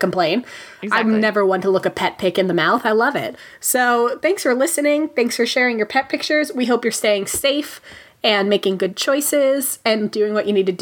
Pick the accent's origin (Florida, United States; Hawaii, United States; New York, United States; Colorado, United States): Hawaii, United States; I was born in Hawaii